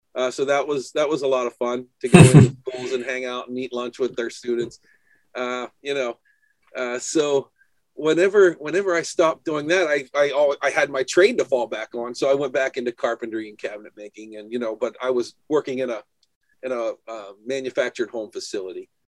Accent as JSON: {"language": "English", "region": "New Hampshire", "country": "United States", "said": "I'm from New Hampshire"}